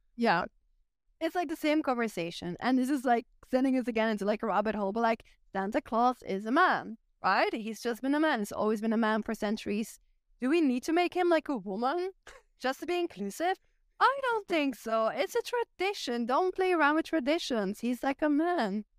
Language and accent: English; Flanders, Belgium; accent: Flemish; English is a second language; moved away as an adult; now in Ireland; I am still Belgian, like, I grew up in Belgium, my roots are there